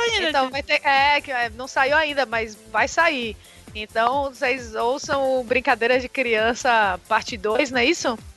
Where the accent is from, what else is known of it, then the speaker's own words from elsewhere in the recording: Salvador, Bahia, Brazil; also born or lived in Ilhéus; Eu morava em Salvador